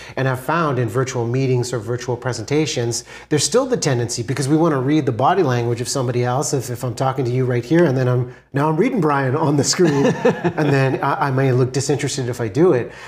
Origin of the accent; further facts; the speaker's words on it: Vancouver, British Columbia, Canada; I'm from Vancouver, B C, in Canada